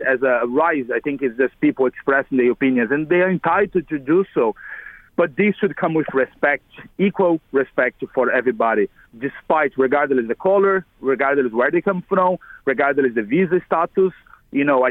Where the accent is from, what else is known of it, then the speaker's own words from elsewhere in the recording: Brazil; moved away as an adult; now in Ireland; I'm originally from Brazil. I came here about 11 years ago